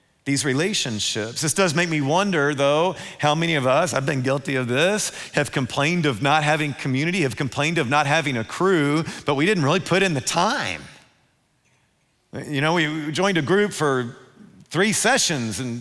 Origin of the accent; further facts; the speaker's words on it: Louisville, Kentucky, United States; when I was growing up in Louisville, there was a pond behind my house